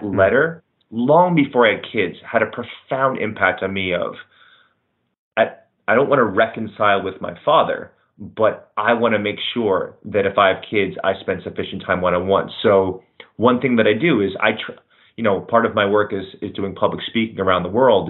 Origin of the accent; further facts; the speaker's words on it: New York, United States; as a New Yorker